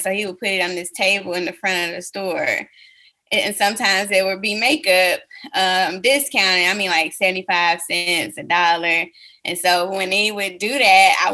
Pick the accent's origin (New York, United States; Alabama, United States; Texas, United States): Alabama, United States; Huntsville; my hometown of Huntsville, Alabama